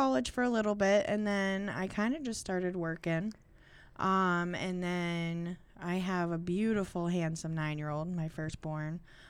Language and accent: English; Girard, United States; I grew up out in Girard. Went to school there and all that.